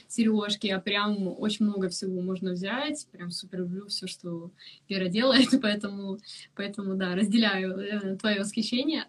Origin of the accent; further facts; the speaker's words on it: Ukraine; now in London, United Kingdom; я там из Украины